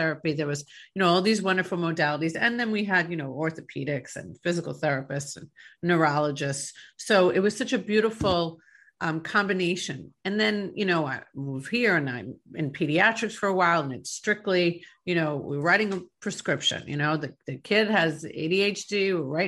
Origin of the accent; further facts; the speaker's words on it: New York, United States; moved away; I'm from New York originally